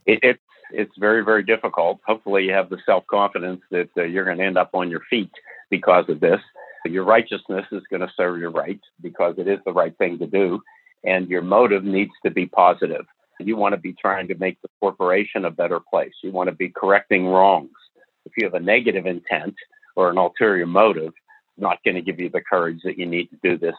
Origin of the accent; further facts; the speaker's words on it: the North of the United States, United States; I was born and raised in the North of the United States, which is completely different from the South